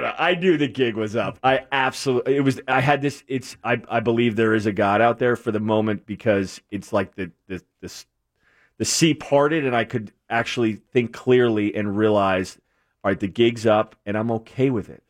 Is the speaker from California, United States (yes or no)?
no; New England, Connecticut, United States; moved away; also born or lived in New Jersey; born and raised in New England